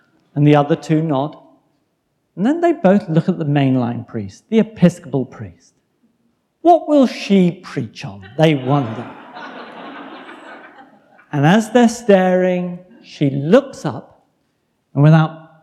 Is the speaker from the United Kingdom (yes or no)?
yes; England, United Kingdom; moved away as an adult; now in United States; I don't come from Mississippi or even from Virginia. I am indeed an Englishman